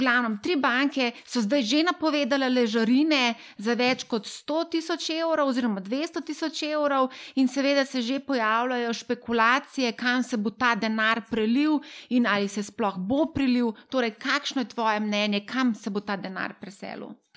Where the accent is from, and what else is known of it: Slovenia